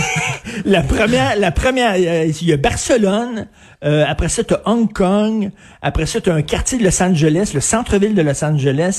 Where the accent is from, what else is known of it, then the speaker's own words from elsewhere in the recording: Montreal, Quebec, Canada; je viens de Verdun. Moi, j'ai grandi à Verdun